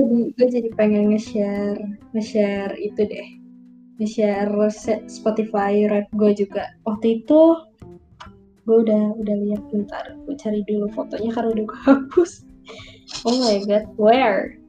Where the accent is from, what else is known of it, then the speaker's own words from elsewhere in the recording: Indonesia; kita besar di Indonesia